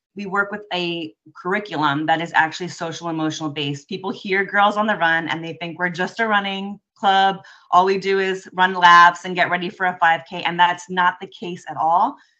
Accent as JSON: {"language": "English", "area": "just outside of Lemon City", "region": "South Florida", "country": "United States", "tie": "born or raised there", "said": "I grew up in South Florida, or uh, just outside of Lemon City"}